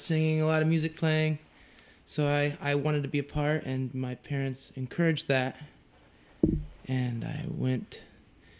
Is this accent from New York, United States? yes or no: no; Monticello, Indiana, United States; I'm from Monticello, Indiana. It's like right in between Chicago and Indianapolis, northwest Indiana